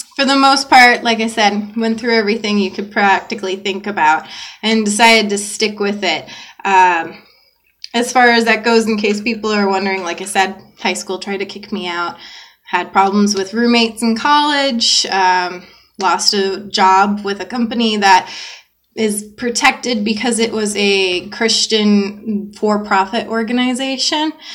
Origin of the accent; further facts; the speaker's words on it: the South, United States; now in Phoenix, United States; I grew up in the South